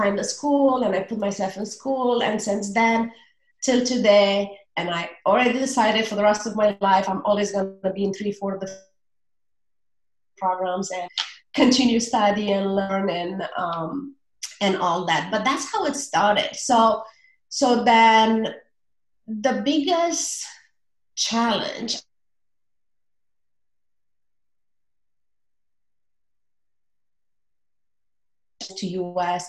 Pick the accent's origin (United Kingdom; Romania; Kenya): Romania; English is a second language; moved away as an adult; also born or lived in United States; now in New Zealand; I'm originally from Romania. I used to live in the United States for about a decade or so, and I currently live in New Zealand